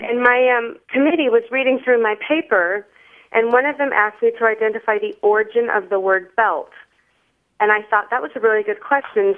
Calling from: Youngstown, Ohio, United States; I am calling from Youngstown, Ohio

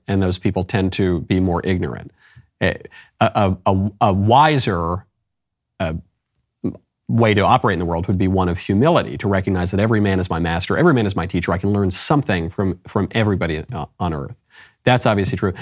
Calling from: Puerto Rico; I'm calling from Puerto Rico

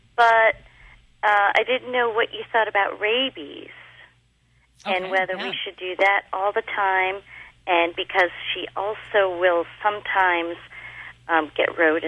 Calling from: Maryland, United States

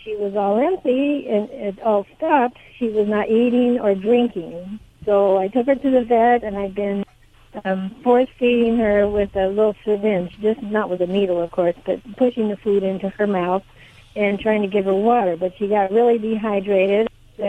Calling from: Monticello, Illinois, United States; I am in Monticello, Illinois.

